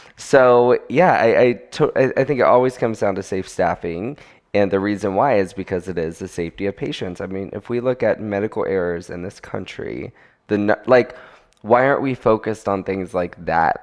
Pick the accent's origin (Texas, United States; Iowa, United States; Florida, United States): Florida, United States; I am from Florida